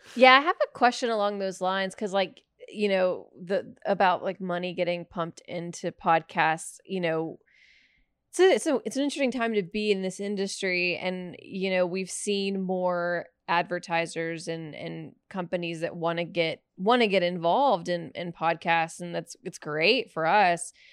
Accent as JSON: {"language": "English", "region": "Alabama", "country": "United States", "said": "I'm from Alabama"}